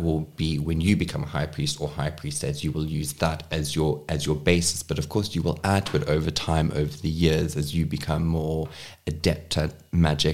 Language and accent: English; Cape Town, Western Cape, South Africa; my mom was the first one to actually move down to Cape Town, where I'm born and raised.